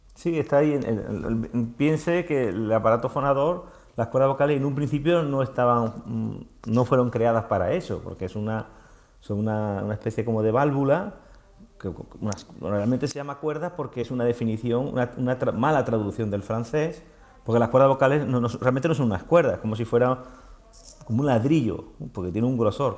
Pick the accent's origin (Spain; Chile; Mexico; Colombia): Spain; Montoro, Andalusia; now in Marbella, Spain; soy montoreño y mi familia vive en Montoro